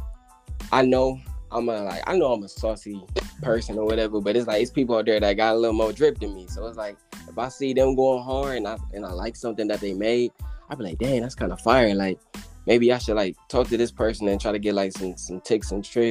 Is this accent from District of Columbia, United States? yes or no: no; Cleveland, Ohio, United States; I'm from Cleveland, born and raised.